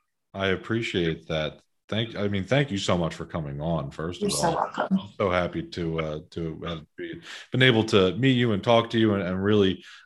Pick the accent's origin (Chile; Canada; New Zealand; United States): United States; Philadelphia, Pennsylvania; moved away as an adult; now in Bucks County, United States; my background is I grew up in Northeast Philadelphia, and I moved to Bucks County about 7 years ago